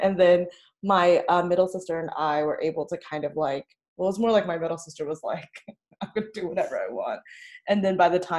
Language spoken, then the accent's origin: English; New Orleans, Louisiana, United States; So I was born in New Orleans and my parents immigrated over here from Vietnam in late 70s, early 80s.